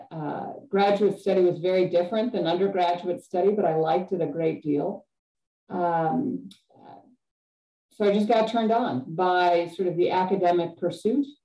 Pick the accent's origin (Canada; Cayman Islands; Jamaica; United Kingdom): Cayman Islands; also born or lived in Chicago, United States; I was born outside of Chicago and uh, lived there until about midway through elementary school. And then my family moved to Grand Cayman in the Caribbean, uh, which was a pretty radical, radical shift from cold and snowy Chicago.